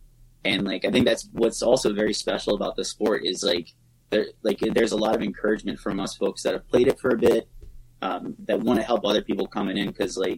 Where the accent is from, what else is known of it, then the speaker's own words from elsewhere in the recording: Maryland, United States; even like when we were younger growing up in Southern Maryland, like I said, the closest rink before Capitol Clubhouse was Tucker Road or was Mount Vernon.